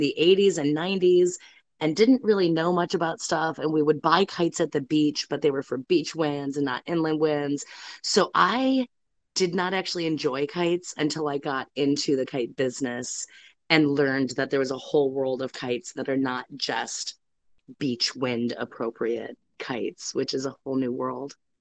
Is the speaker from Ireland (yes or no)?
no; Detroit, Michigan, United States; now in Corolla, United States; I grew up in the Metro Detroit area